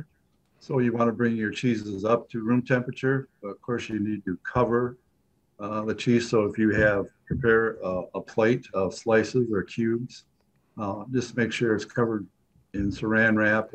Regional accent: United States; I was per se born and raised in Pink County

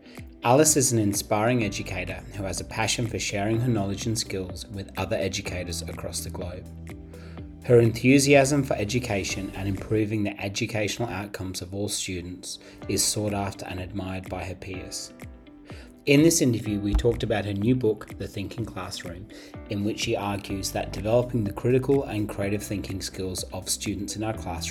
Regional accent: England, United Kingdom; I'm English

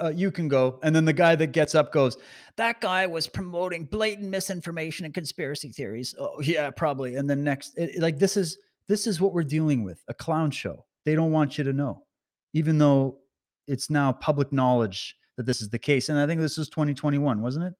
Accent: Canada; as a Canadian

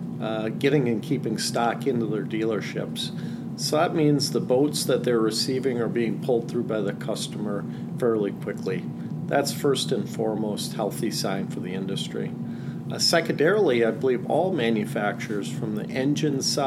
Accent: Green Bay, Wisconsin, United States; I grew up on Green Bay, actually my house right on the water.

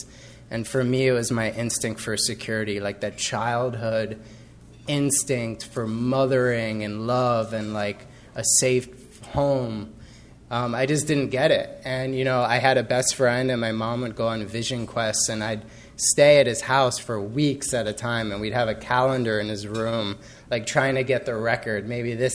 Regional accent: Cold Spring Harbor, New York, United States; I grew up in Long Island in a town called Cold Spring Harbor

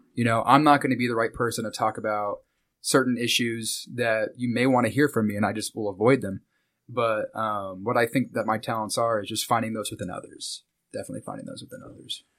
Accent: Wichita, Kansas, United States; moved away as an adult; also born or lived in Mulvane, Kansas / Hutchinson, Kansas; now in Tampa, United States; I grew up here in Wichita, Kansas. Uh, for the first eight years of my life, I, um, kinda moved around, and then this is where my family ended up hunkering down at. And I was here until I graduated high school.

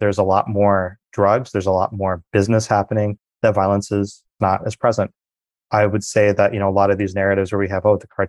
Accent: Springfield, Illinois, United States; now in Australia; I was downstate

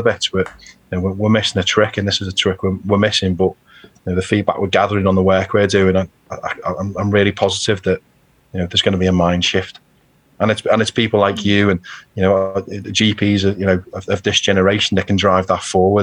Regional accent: Birkenhead, North West England, United Kingdom; I'm from Birkenhead, you know, a working class lad.

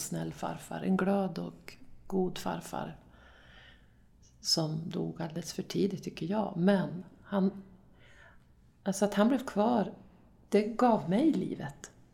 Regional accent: Dorotea, Västerbotten County, Sweden; Dorotea då, där jag kommer ifrån

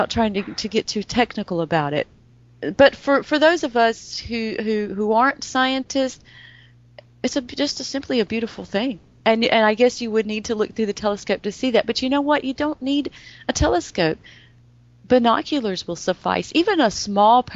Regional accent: North Carolina, United States; I grew up in North Carolina, and the schools here were not the best

